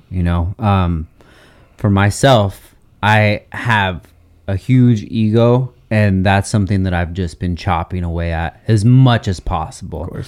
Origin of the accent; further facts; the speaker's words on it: Oxnard, California, United States; Because I remember, like, I'm born and raised in Oxnard.